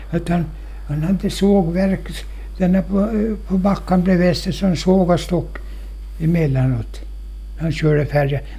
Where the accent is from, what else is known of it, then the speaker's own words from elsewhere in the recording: Åland, Finland; men inga jag är ålänning.